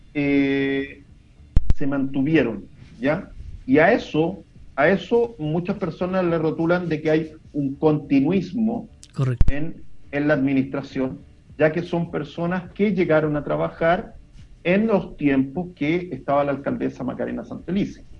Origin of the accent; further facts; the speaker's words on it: Olmué, Valparaíso, Chile; los que somos de acá de Olmué